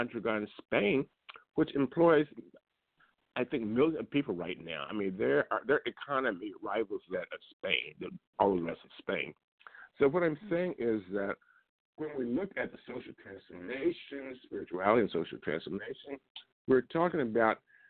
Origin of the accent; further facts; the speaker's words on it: Liberty, Missouri, United States; moved away; also born or lived in Kansas City, Missouri; I was invited to go home to my hometown, Liberty, Missouri, where I grew up